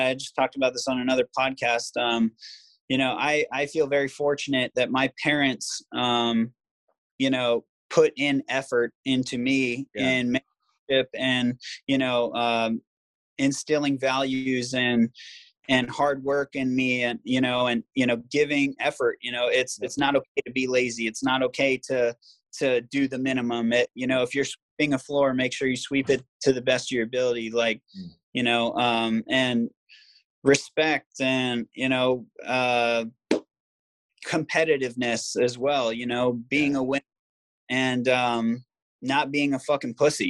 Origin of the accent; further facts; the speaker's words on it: Virginia Beach, Virginia, United States; also born or lived in Maryland / Ohio; I'm from Virginia Beach originally, but okay. I live in Virginia Beach, Maryland, Ohio. I moved around a lot as a kid.